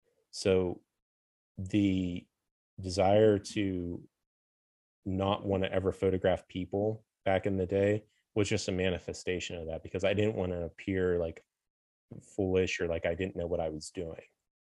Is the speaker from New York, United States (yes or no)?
no; Pennsylvania, United States; old steel town I grew up in Western Pennsylvania